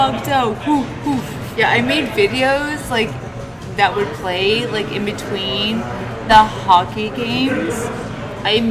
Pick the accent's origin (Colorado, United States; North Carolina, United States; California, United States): Colorado, United States; Centennial; I'm not from Croatia. I'm from Centennial.